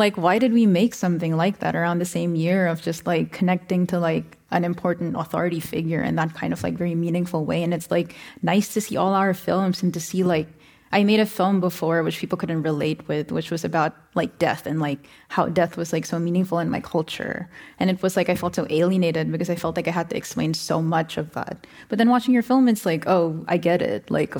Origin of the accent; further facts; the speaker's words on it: Philippines; now in United States; grew up in Asia and like are here in the US, like there's something to me about, you know, personally being Filipino and then coming here